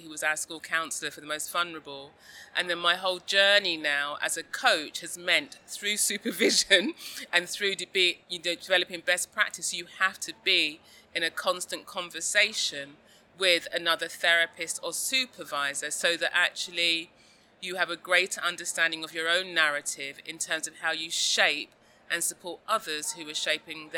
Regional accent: London, United Kingdom; a young girl growing up in South London in the 1970s

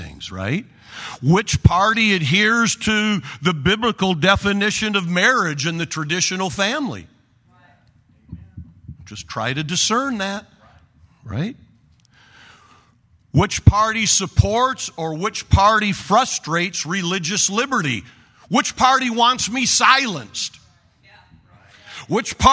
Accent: Oregon, United States; I'm from Oregon.

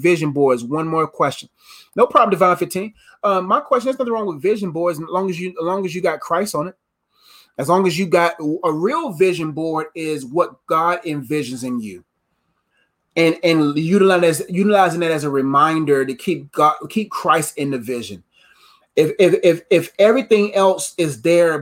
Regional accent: Nigeria; I'm Nigerian

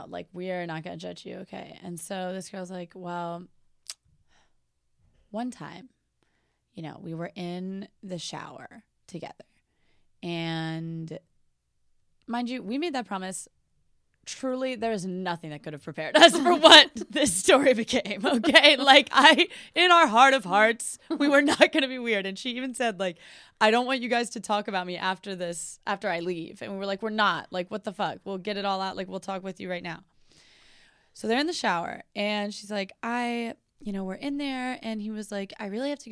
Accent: New Orleans, Louisiana, United States; moved away; I'm from New Orleans

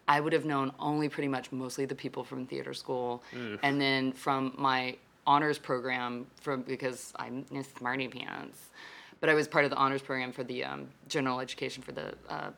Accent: Fort Worth, Texas, United States; Like I came from Texas. I lived in Fort Worth, where TCU is, where basically it's like 75% Greek.

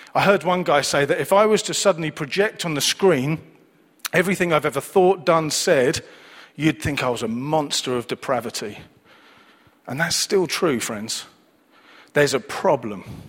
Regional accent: Manchester, North West England, United Kingdom; I was born and raised in Manchester, as you can tell by my accent

